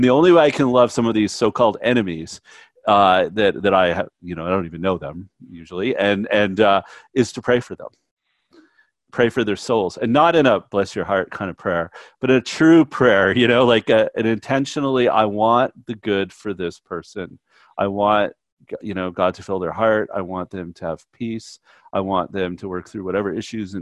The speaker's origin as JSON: {"language": "English", "country": "Canada", "said": "I'm Canadian and by nature"}